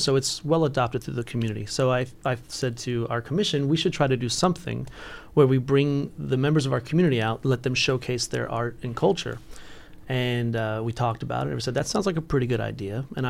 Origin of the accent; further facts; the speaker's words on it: Houston, Texas, United States; moved away; I'm originally from Houston, Texas